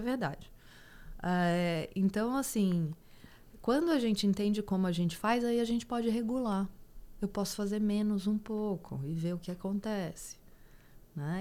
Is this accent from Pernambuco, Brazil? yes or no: no; Goiás, Brazil; Eu sou do Goiás e, e, do Goiás mesmo, assim. Então, todo fim de semana eu tava em sítio